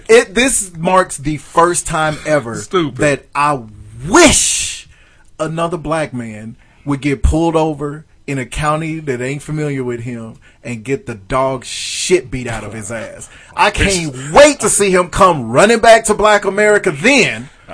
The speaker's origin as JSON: {"language": "English", "country": "Canada", "said": "I'm from Canada."}